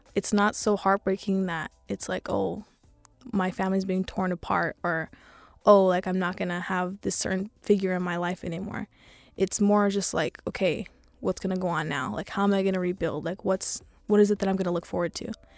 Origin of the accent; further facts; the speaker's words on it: Los Angeles, California, United States; I'm sixteen, and I'm from East L